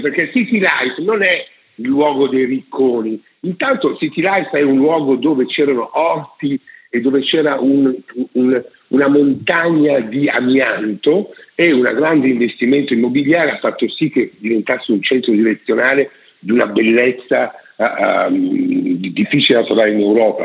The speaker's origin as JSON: {"language": "Italian", "town": "Milan", "region": "Lombardy", "country": "Italy", "tie": "born or raised there", "moved": "as an adult", "lives_now": "Rome, Italy", "said": "io sono nato a Milano."}